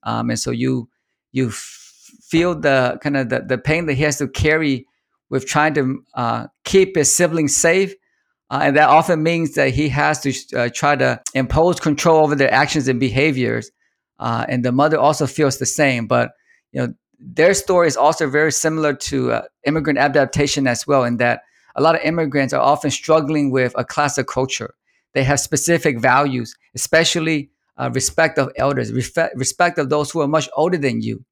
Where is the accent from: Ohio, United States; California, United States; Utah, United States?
California, United States; Sacramento; I grew up in Sacramento